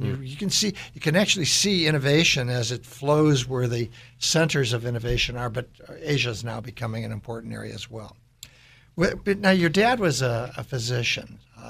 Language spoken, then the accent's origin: English; Chicago, Illinois, United States; moved away; And then where I grew up is in Chicago.